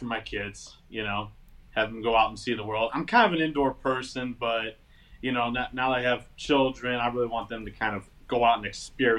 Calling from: Michigan, United States

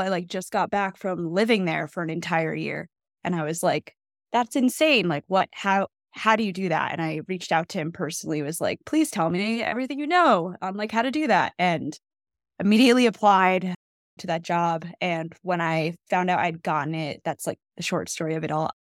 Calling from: New Jersey, United States; I'm calling from New Jersey

